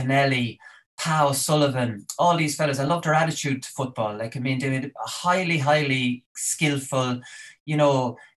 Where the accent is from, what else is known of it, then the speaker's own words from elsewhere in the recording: Portlaoise, Laois, Ireland; I'm from Port Laois. It's not that much smaller than Tralee.